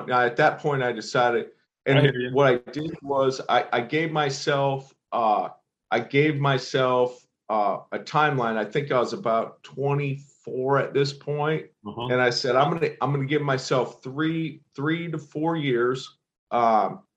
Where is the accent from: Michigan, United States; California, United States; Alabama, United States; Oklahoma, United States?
Michigan, United States; Belding; moved away; I grew up in Belding. For the people listening who don't know where that's at, that's a town of about 4,500 people, situated between Grand Rapids, Michigan, and Lansing, Michigan